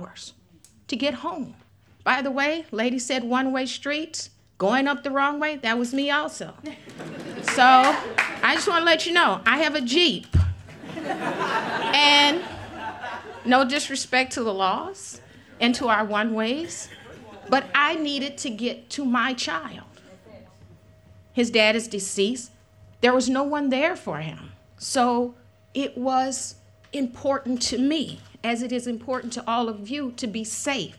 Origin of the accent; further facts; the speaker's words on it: New Orleans, Louisiana, United States; I have lived in New Orleans before I was born. My mom went through Betsy, and I'm considered a Betsy baby. I was born in October 1965.